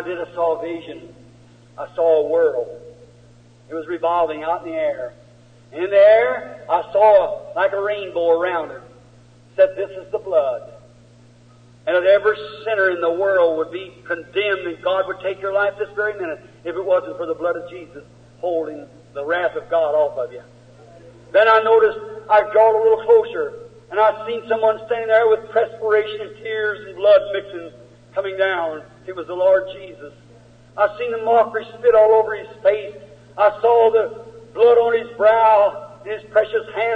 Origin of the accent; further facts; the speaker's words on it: United States; I'm an American.